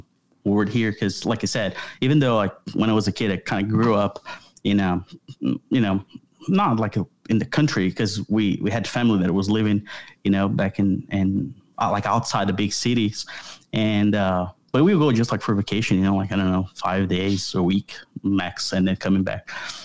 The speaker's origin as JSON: {"language": "English", "country": "Brazil", "moved": "as an adult", "lives_now": "United States", "said": "So my wife and I, we are originally from Brazil, and we've been in the United States for about 6 years. We'll be 6 years in a couple of months."}